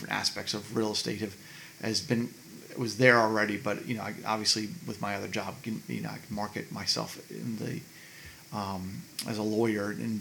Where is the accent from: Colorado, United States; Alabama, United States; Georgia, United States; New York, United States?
Georgia, United States; Brookhaven; I grew up here in Brookhaven. My parents moved me when I was 1